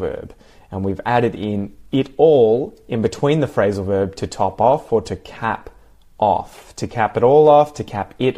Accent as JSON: {"language": "English", "country": "Australia", "said": "I'm from Australia"}